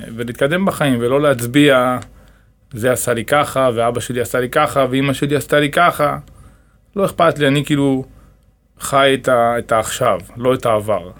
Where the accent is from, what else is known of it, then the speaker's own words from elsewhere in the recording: Dimona, Southern District, Israel; גדלתי ב... בדימונה